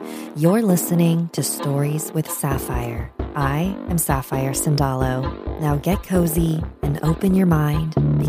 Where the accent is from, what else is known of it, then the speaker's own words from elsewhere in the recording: Quezon City, Metro Manila, Philippines; To start off, I'm from the Philippines. I was born in Quezon City, where I spent the majority of my childhood.